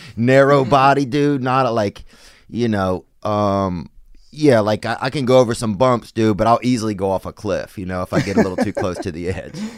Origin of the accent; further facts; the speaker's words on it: Louisiana, United States; I'm from down in Louisiana